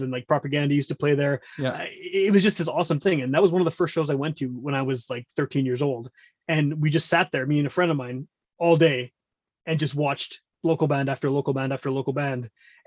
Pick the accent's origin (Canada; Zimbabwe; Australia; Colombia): Canada; Winnipeg, Manitoba; I grew up in Wolseley, which is kind of the hippie area of Winnipeg.